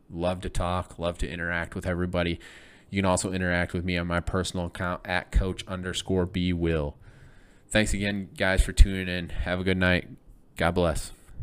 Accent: Michigan, United States; now in Illinois, United States; growing up in Michigan, growing up in Big Ten country, living in Illinois now

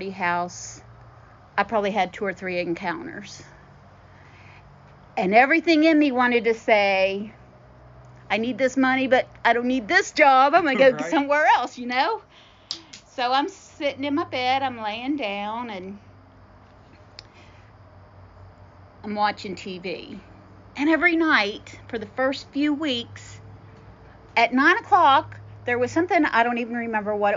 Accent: Morgantown, West Virginia, United States; I'm from Morgantown, West Virginia.

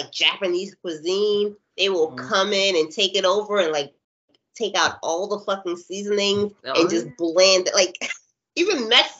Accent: Nigeria; Like, I will go to a Nigerian restaurant, they'll find out I'm Nigerian. They're like, oh, you ain't been home in decades.

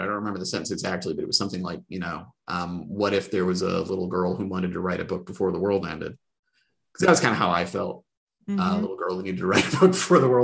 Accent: Indianapolis, Indiana, United States; I grew up essentially in the Arthur Jordan YMCA in Indianapolis, where my mom worked a bajillion hours a week all the time

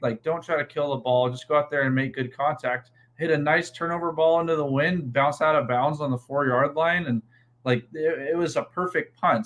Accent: Helena, Montana, United States; moved away as an adult; So I'm from Helena, Montana. I um, I grew up in Montana, was born and raised there

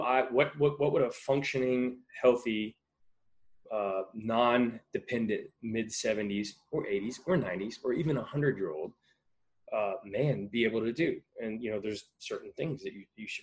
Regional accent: Texas, United States; I grew up in Texas, and if anybody knows anything about Texas, football is king

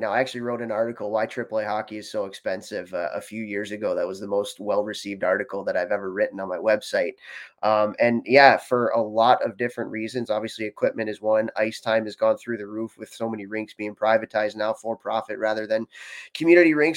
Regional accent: Chicago, Illinois, United States; I grew up in Chicago, Illinois.

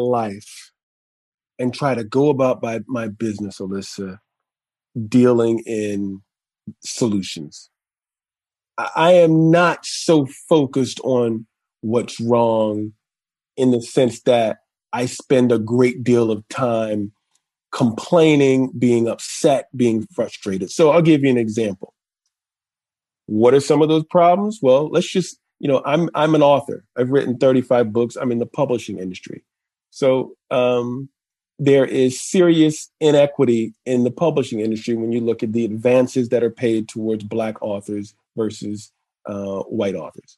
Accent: New York City, New York, United States; I think we both grew up in Brooklyn. Mm-hmm. I grew up in Crown Heights

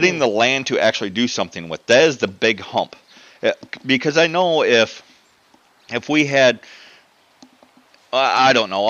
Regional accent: United States; I'm American

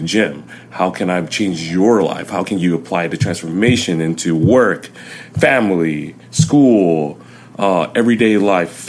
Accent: Inglewood, California, United States; first language Chinese, Vietnamese; English is a second language; I was born in Inglewood

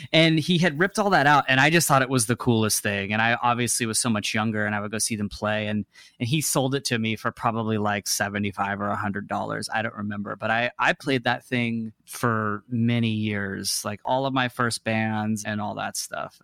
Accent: Seattle, Washington, United States; moved away as an adult; also born or lived in Dallas, Texas / Houston, Texas; now in Los Angeles, United States; I was seven or eight when we moved, and, um, kinda got inserted into the Seattle culture

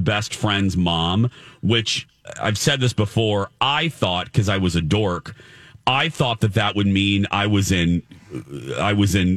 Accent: Indiana, United States; in Indiana, we barely spoke English

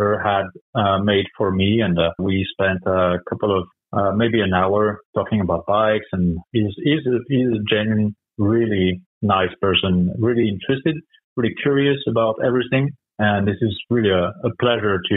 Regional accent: France; moved away; I'm from France

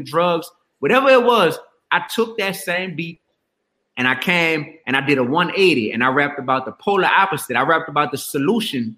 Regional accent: New Orleans, Louisiana, United States; I was still growing up in the Goose, in the Ninth Ward on New Orleans East Side

